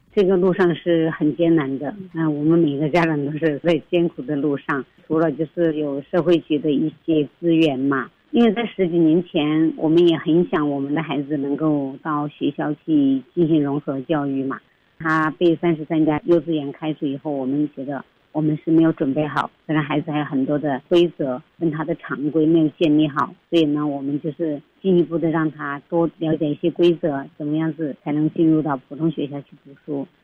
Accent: Sichuan, China; moved away as an adult; also born or lived in Taiwan; now in Taichung, Taiwan; 我从四川嫁过来台湾的，所以川妹子那种任性

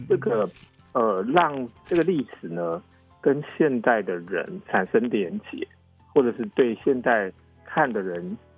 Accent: Taiwan; moved away as an adult; now in Taipei, Taiwan; 我以嗯。前也不是在台北长大，然后我也不是，嗯，嗯，嗯，嗯。呃，在台北念书

